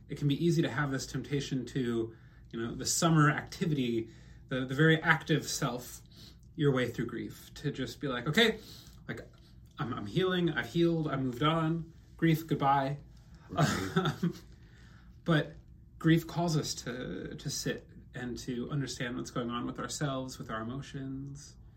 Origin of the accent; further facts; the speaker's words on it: Midwest, United States; moved away; also born or lived in Vietnam; I'm a Midwesterner